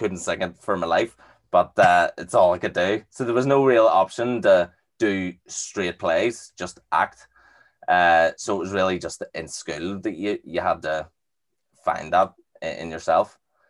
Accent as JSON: {"language": "English", "town": "Belfast", "region": "Northern Ireland", "country": "United Kingdom", "tie": "born or raised there", "said": "when I was growing up in Belfast, there's not really anything like that."}